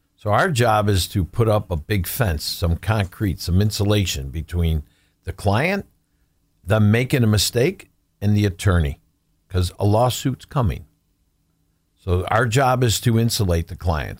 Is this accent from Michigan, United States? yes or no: no; Buffalo, New York, United States; also born or lived in Amherst; born and raised in Buffalo, uh, live in Amherst